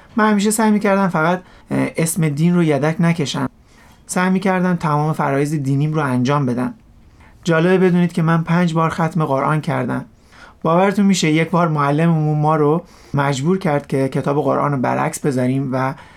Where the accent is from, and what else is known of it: Rasht, Gilan, Iran; born or raised there